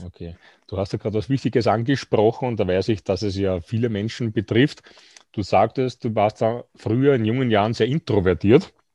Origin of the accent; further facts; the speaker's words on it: Austria; bei uns in Österreich